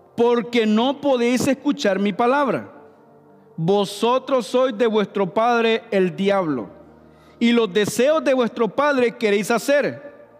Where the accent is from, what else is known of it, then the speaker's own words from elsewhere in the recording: Honduras; now in St. Louis, United States; yo soy hondureño.